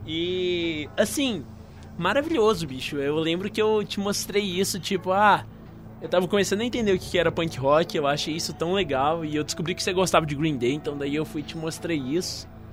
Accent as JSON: {"language": "Portuguese", "town": "Patos de Minas", "region": "Minas Gerais", "country": "Brazil", "said": "nós dois somos de Patos de Minas, né? Uma cidade que assim, direto e reto não tinha muita coisa pra gente fazer."}